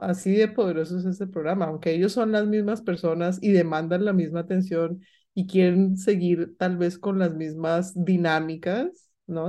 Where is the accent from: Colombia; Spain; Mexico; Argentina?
Colombia; moved away; yo recuerdo haber viajado a Colombia porque yo soy colombiana, pero no estaba viviendo en Colombia